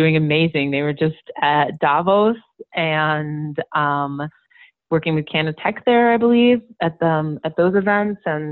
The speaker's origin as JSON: {"language": "English", "town": "Milwaukee", "region": "Wisconsin", "country": "United States", "tie": "born or raised there", "also_born_or_lived": "Madison, Wisconsin", "moved": "yes", "said": "I was born and raised in Milwaukee, Wisconsin"}